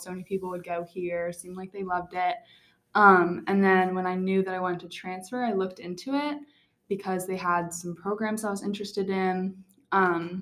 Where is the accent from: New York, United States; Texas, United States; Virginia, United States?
Virginia, United States; Gainesville; I'm from Gainesville, Virginia.